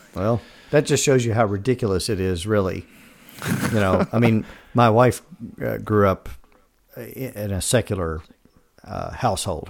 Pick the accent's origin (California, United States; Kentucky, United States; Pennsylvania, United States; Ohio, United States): Kentucky, United States; moved away as an adult; now in Georgia, United States; I grew up in Kentucky in the sixties and seventies, uh, Southern Baptist family, uh, went to college and moved straight out of college down here to Georgia.